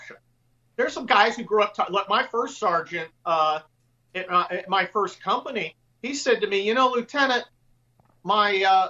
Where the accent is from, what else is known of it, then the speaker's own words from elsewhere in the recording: California, United States; I'm a suburban kid from California